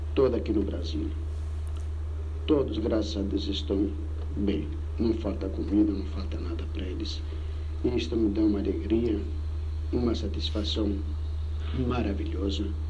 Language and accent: Portuguese; Rhodes, South Aegean, Greece; now in Brazil; lá em Rhodes, a única coisa que eu fiz, que eu me lembro de comércio, era vender pepinos